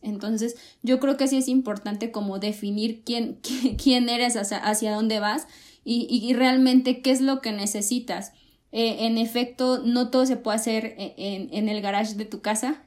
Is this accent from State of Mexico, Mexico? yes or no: no; Coatzacoalcos, Veracruz, Mexico; moved away; yo soy de Cuatza